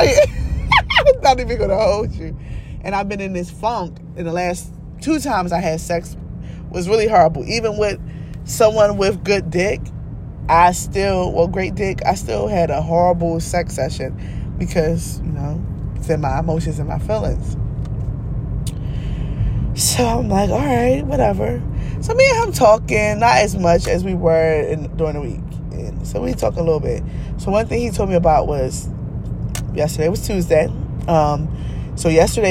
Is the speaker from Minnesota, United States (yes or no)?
no; Philadelphia, Pennsylvania, United States; I'm from Philly